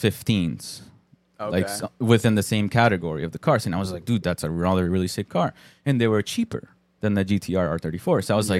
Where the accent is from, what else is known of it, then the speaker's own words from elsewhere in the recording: Colombia; moved away; I'm Colombian.